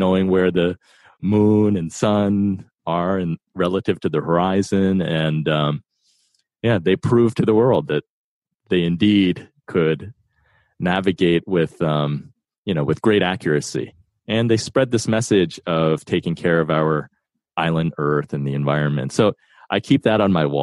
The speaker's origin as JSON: {"language": "English", "region": "East Coast", "country": "United States", "tie": "born or raised there", "also_born_or_lived": "New York", "said": "I was born in New York and grew up on the East Coast"}